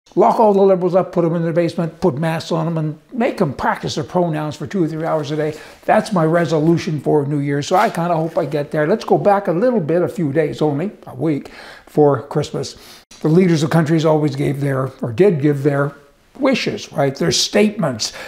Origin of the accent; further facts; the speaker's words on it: Alberta, Canada; I am from Alberta.